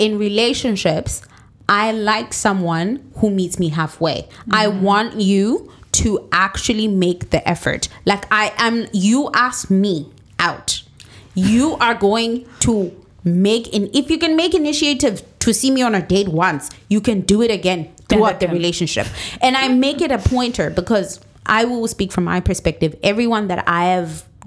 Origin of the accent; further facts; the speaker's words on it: Zimbabwe; moved away; we're all from Zimbabwe.